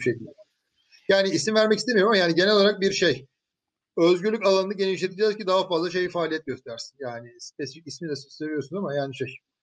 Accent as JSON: {"language": "Turkish", "region": "Bursa", "country": "Turkey", "tie": "born or raised there", "said": "benim de doğduğum şehir"}